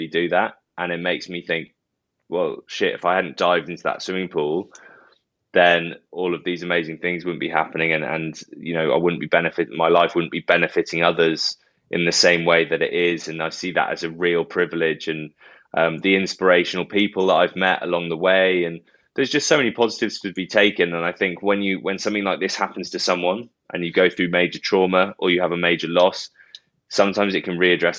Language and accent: English; Bath, South West England, United Kingdom; moved away as an adult; also born or lived in Doncaster; I've signed for Bath after I left school and it was my hometown club